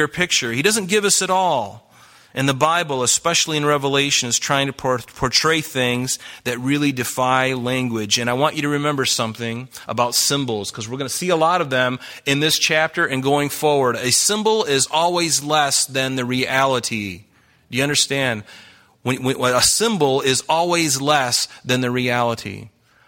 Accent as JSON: {"language": "English", "region": "the South", "country": "United States", "tie": "born or raised there", "said": "I grew up in the South"}